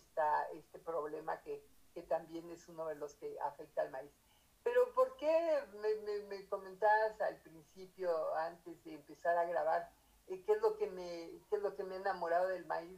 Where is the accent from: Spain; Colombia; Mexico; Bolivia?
Mexico